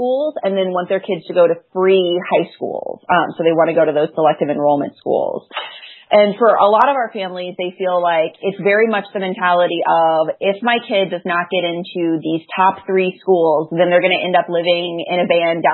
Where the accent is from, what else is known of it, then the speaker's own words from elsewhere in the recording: Knoxville, Tennessee, United States; now in Chicago, United States; I grew up in Knoxville, Tennessee